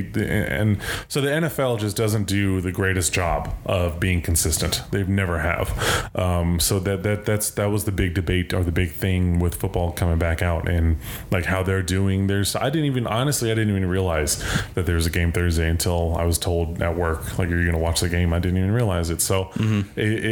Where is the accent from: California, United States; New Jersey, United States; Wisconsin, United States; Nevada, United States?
Nevada, United States; Las Vegas; my hometown